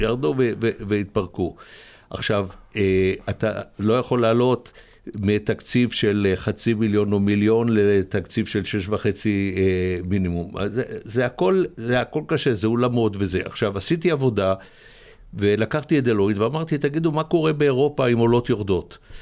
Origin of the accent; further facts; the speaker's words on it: Ness Ziona, Central District, Israel; also born or lived in Rehovot; אני יליד נס ציונה